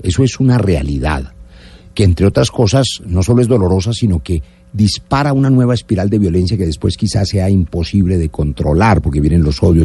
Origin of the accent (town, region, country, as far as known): Colombia